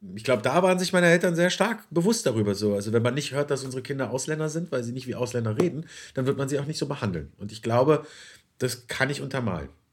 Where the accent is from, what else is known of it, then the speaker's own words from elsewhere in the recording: Berlin, Germany; Ich bin gebürtiger Berliner.